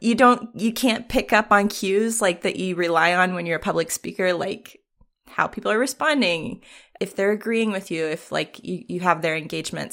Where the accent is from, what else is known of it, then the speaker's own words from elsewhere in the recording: Richmond, Virginia, United States; moved away; also born or lived in San Francisco; my hometown of Richmond, Virginia